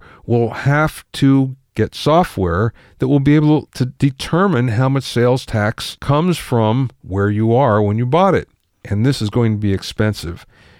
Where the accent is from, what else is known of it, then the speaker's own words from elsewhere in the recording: Pottsville, Pennsylvania, United States; I grew up in Pennsylvania.